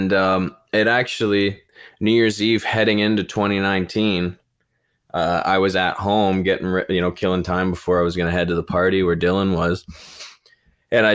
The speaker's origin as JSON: {"language": "English", "town": "Brampton", "region": "Ontario", "country": "Canada", "tie": "born or raised there"}